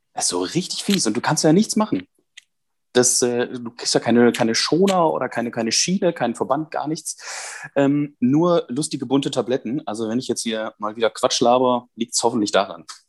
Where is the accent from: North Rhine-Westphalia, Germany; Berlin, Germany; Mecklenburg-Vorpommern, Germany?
North Rhine-Westphalia, Germany; Münsterland; auf mein Münsterländer Blut